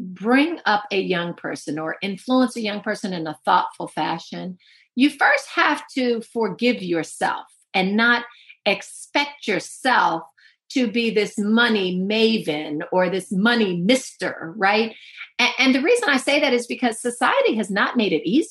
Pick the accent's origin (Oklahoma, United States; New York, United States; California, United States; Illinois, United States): California, United States; Oakland; I grew up in Oakland, California